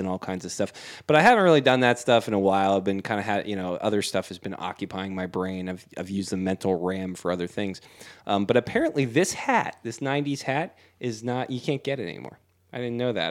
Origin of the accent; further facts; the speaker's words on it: Houston, Texas, United States; I grew up in Fonder and Southwest.